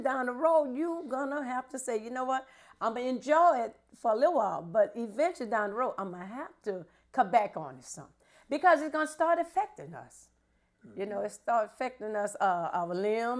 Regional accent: New Orleans, Louisiana, United States; moved away as an adult; now in Baton Rouge, United States; I live here in Baton Rouge, Louisiana. But my hometown is New Orleans, Louisiana

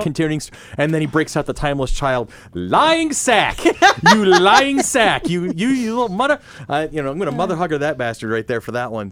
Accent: United States; I'm too American

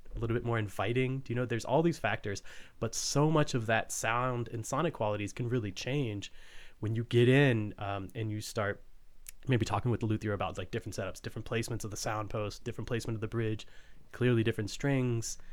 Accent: Fort Worth, Texas, United States; I grew up in Fort Worth, which is not a small town or city or whatnot

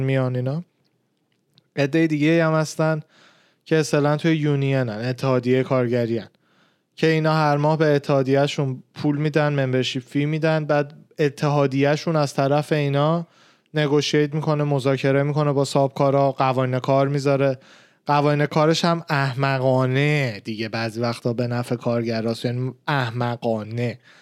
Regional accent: Tehran, Tehran Province, Iran; من خودم تهران به دنیا آمدم، بزرگ شدم

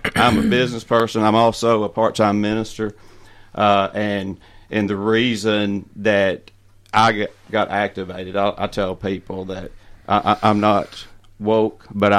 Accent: Waynesboro, Tennessee, United States; also born or lived in Nashville, Tennessee; I was born and raised in Waynesboro.

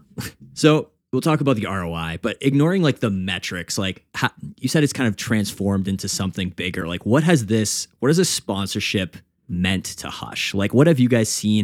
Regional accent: Canada; I'm a Canadian

